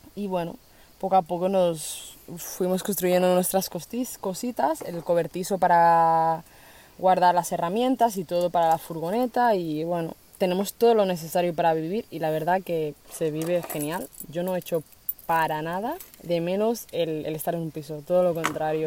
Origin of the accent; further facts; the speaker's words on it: Spain; also born or lived in Colombia; me he criado durante todos estos años aquí